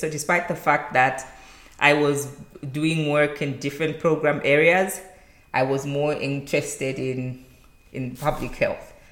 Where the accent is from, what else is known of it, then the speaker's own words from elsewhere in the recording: Zambia; moved away as an adult; now in Rwanda; I'm from Zambia and currently working in Rwanda